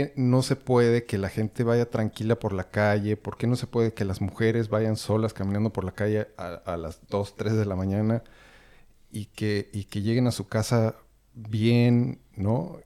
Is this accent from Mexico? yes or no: yes; Mexico; now in Berlin, Germany; estamos tres que somos mexicanos, que llevamos mucho tiempo viviendo fuera en este país